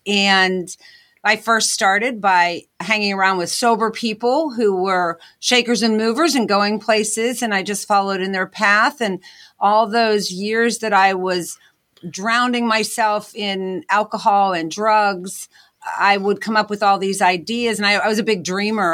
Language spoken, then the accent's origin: English; Pittsburgh, Pennsylvania, United States; moved away as an adult; also born or lived in Scranton, Pennsylvania; I'm originally from Pittsburgh, P